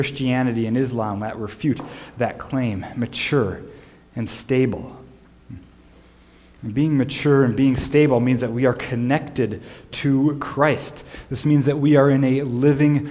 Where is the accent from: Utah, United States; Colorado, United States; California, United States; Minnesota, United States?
Minnesota, United States; Growing up in the Midwest